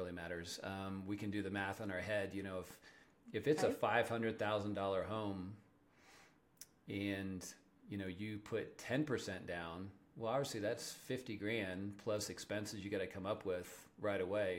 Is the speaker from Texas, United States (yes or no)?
no; Kansas, United States; now in Colorado, United States; I'm from Kansas